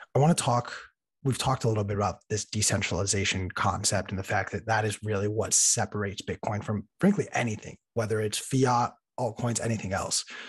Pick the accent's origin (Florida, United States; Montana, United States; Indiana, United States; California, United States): California, United States; Los Angeles; I was in Los Angeles, in my hometown